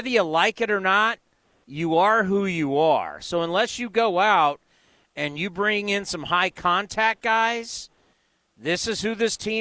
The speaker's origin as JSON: {"language": "English", "town": "San Diego", "region": "California", "country": "United States", "tie": "born or raised there", "moved": "as an adult", "lives_now": "Bay Area, United States", "said": "I was born and raised in San Diego. I've lived in the Bay Area my entire adult life"}